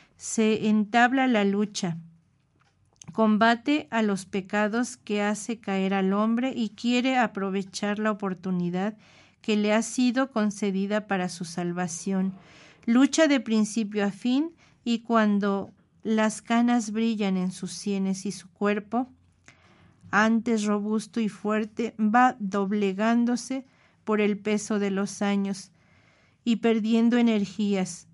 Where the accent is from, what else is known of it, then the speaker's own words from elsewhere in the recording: Mexico City, Mexico; nuestra Ciudad de México